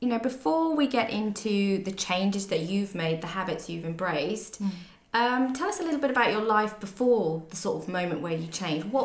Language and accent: English; Exmouth, South West England, United Kingdom; also born or lived in Budleigh Salterton; I'm from Exmouth.